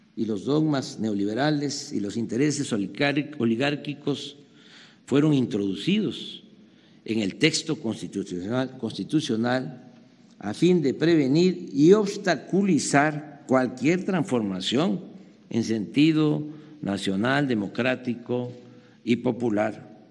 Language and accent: Spanish; Mexico; como mexicano